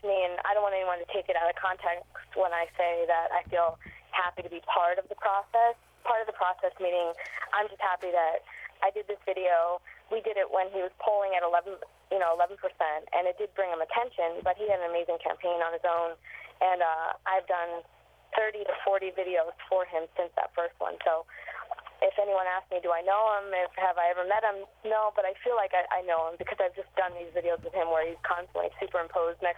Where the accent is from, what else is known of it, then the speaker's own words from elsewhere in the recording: Pennsylvania, United States; now in New York City, United States; that's my home state